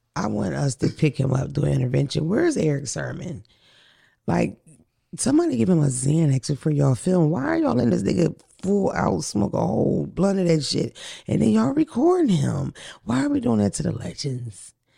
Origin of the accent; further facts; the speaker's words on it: Philadelphia, Pennsylvania, United States; I'm from North Philly, from the wet block